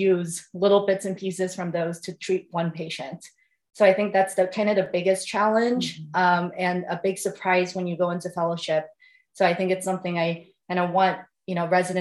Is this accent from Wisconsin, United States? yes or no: no; San Francisco, California, United States; moved away as an adult; also born or lived in Nevada / Detroit area, Michigan; now in Columbus, United States; I'm originally from California, from San Francisco.